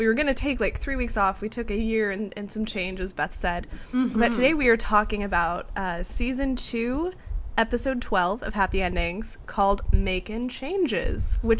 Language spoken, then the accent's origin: English; Seattle, Washington, United States; also born or lived in Kentucky; I graduated college and moved back to my hometown of Seattle, Washington.